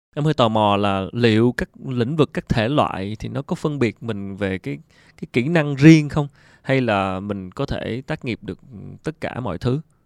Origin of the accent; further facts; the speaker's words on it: Vietnam; mình là người Việt Nam